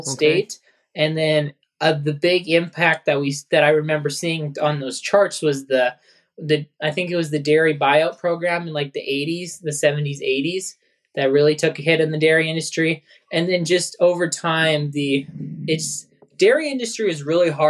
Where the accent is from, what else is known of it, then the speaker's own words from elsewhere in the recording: Mandan, North Dakota, United States; also born or lived in New Salem, North Dakota; We're from Mandan, North Dakota. We moved from New Salem, North Dakota in 2003. My family owns and operates an 800 cow rotary parlor operation. And I've grown up at the farm ever since I was born.